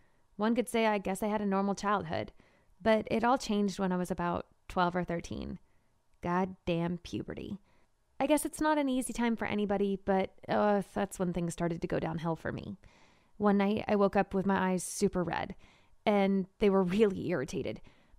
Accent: Marshalltown, Iowa, United States; born or raised there

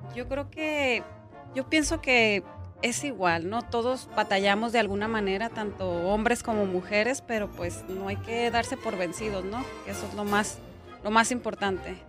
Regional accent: Sinaloa, Mexico; Soy originaria de Sinaloa

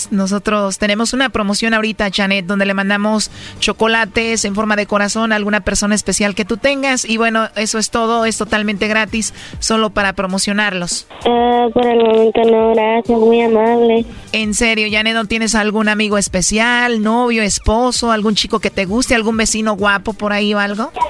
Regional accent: Puebla, Mexico; nací en Puebla.

